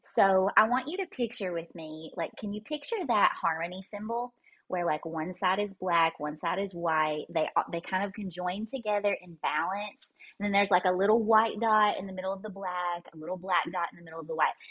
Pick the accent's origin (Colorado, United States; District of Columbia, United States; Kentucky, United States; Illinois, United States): Kentucky, United States; I was born and raised here in Kentucky